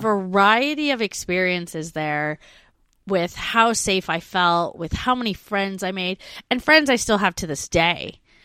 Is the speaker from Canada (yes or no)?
yes; Canada; moved away; I have a foundation of French growing up in Canada, 'cause we learn French.